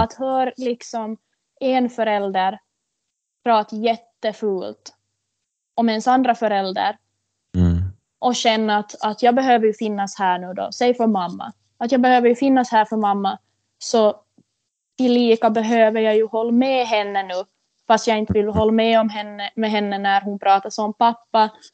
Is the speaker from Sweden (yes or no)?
no; Korsholm, Ostrobothnia, Finland; Jag är ju född och uppvuxen här i Korsholm